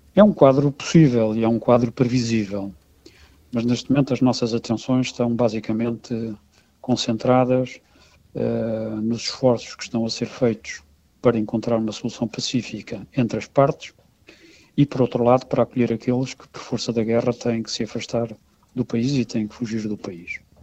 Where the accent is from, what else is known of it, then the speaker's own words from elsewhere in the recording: Portugal; como cidadão europeu, europeu e como português